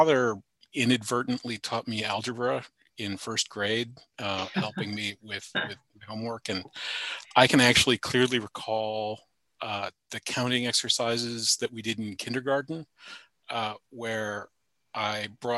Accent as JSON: {"language": "English", "town": "Charlottesville", "region": "Virginia", "country": "United States", "tie": "born or raised there", "said": "I went to University of Virginia, which is in my hometown, Charlottesville"}